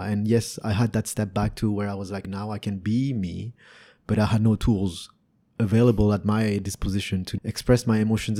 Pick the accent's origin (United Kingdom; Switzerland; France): France; also born or lived in Canada; now in Vietnam; Growing up in Europe